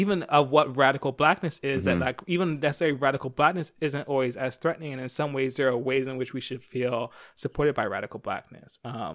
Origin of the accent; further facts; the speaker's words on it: Philadelphia, Pennsylvania, United States; now in Los Angeles, United States; for me, especially growing up on the East Coast, LA doesn't really feel like a black city. Like, when I grew up in Philly